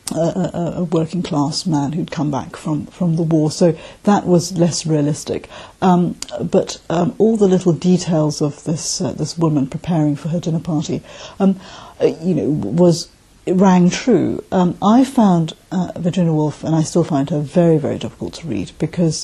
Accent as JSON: {"language": "English", "country": "Malaysia", "also_born_or_lived": "South London, United Kingdom", "moved": "yes", "lives_now": "London, United Kingdom", "said": "I live in South London in the UK, but I'm originally from Malaysia."}